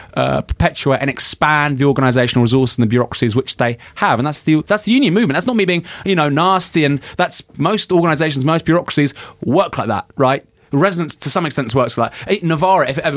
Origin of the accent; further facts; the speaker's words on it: Bournemouth, South West England, United Kingdom; moved away; I came from Bournemouth. I'm from the south.